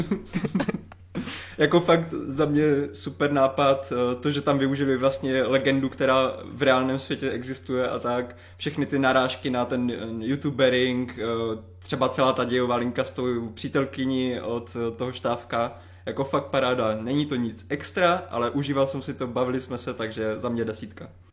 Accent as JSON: {"language": "Czech", "area": "Ostrava region", "region": "Moravian-Silesian Region", "country": "Czechia", "said": "pocházím z Ostravska"}